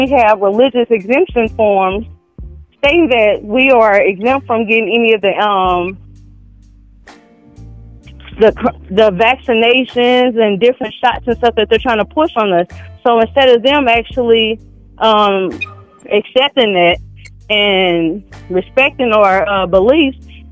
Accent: St. Louis, Missouri, United States; I'm from St. Louis.

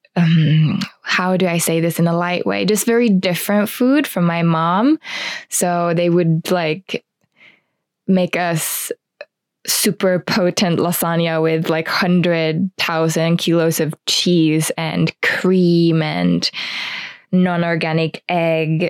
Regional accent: Espoo, Uusimaa, Finland; I grew up in Espoo, which is a town outside of Helsinki

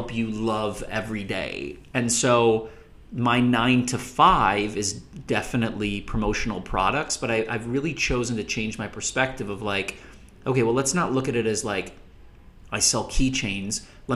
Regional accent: Minnesota, United States; moved away as an adult; also born or lived in Indiana / Los Angeles; I am from Minnesota, grew up in Minnesota, went to school in Indiana, and then moved out

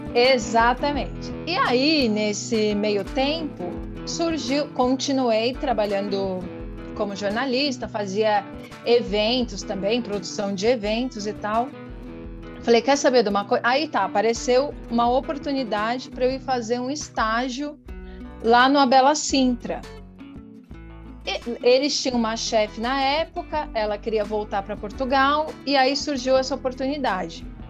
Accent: São José dos Campos, São Paulo, Brazil; moved away as an adult; Eu sou de São José dos Campos, né, interior de São Paulo

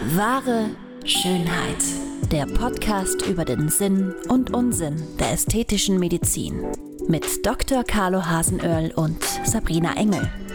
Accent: Tyrol, Austria; bei uns in Tirol

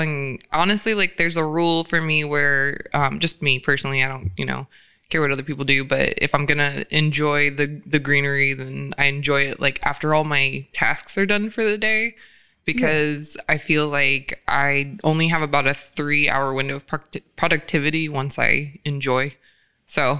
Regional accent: Georgia, United States; now in California, United States; I'm from Georgia

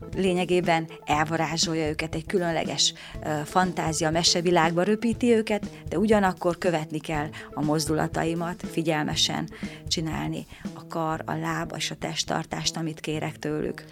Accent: Sălard, Bihor County, Romania; moved away as an adult; also born or lived in Oradea, Romania; now in Săcueni, Romania; mert hat éves voltam, amikor Szalárdon, a ahonnan származom, elkezdtem én is táncot tanulni.

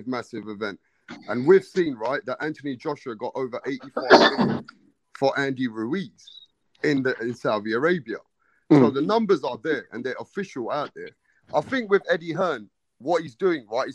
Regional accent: England, United Kingdom; I'm from England

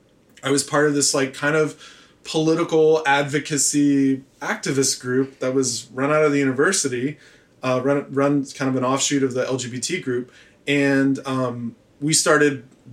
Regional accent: Memphis, Tennessee, United States; moved away as an adult; also born or lived in Chapel Hill, North Carolina / Provincetown, Massachusetts / New York; I grew up in Tennessee

